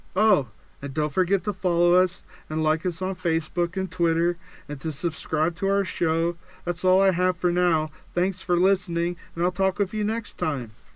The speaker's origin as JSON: {"language": "English", "region": "Pennsylvania", "country": "United States", "tie": "born or raised there", "moved": "as an adult", "lives_now": "Utah, United States", "said": "I was born and raised in Pennsylvania. I moved to Utah to be closer to my family after my first divorce"}